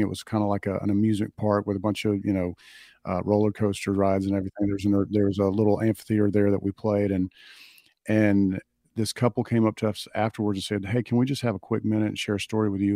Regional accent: Clinton, Alabama, United States; growing up in the South in this little town

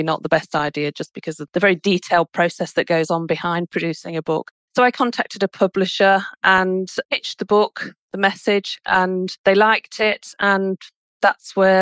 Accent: United Kingdom; I'm British.

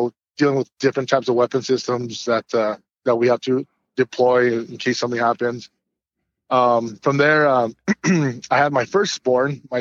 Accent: New Mexico, United States; I'm a native from New Mexico. Born and raised.

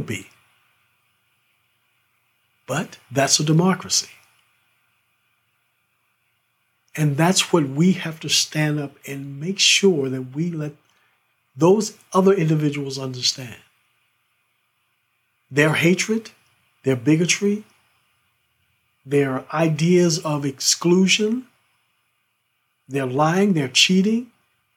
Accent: United States; I'm an American

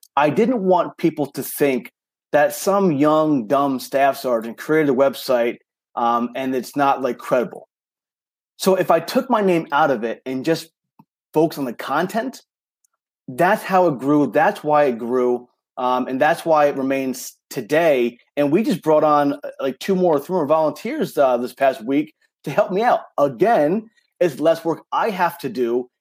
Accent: New York, United States; accent: New York; I grew up in New York, so I do talk fast.

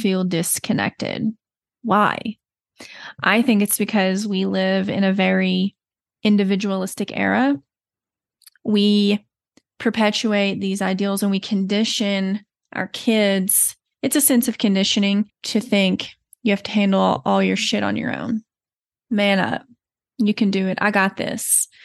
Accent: Texas, United States; accent: slight Southern; moved away as an adult; now in Colorado, United States; You may notice a slight Southern accent. I forget I have it until people bring it up to me, but I am originally from Texas

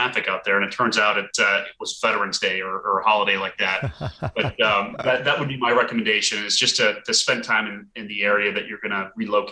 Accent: Burlington, Vermont, United States; moved away as an adult; also born or lived in Portland, Maine; now in Washington, DC, United States; I grew up in Burlington, Vermont, and also went to the University of Vermont.

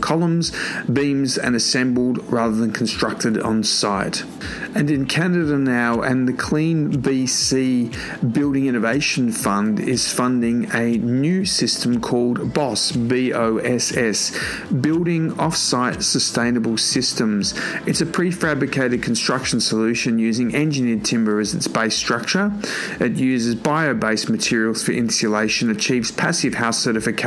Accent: Sydney, New South Wales, Australia; my hometown in Sydney, Australia

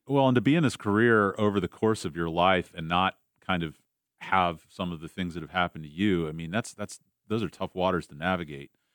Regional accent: St. Petersburg, Florida, United States; I grew up in St. Pete

